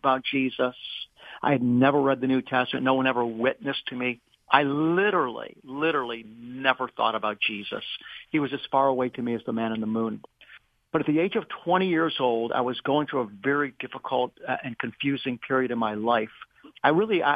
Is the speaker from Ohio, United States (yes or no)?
yes; Beachwood, Ohio, United States; also born or lived in Cleveland, Ohio; I was born in Cleveland, Ohio. I am going to be 65 this month, so I was born in 1958, and I grew up in the suburb of Cleveland called Beechwood